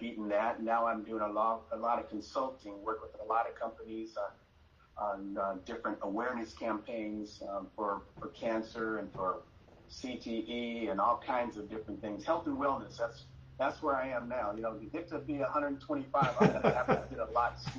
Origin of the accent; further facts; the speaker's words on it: Los Angeles, California, United States; I grew up in Hollywood